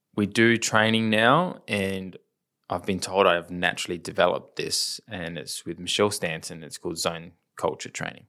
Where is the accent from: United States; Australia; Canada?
Australia; Adelaide, South Australia; we're from Adelaide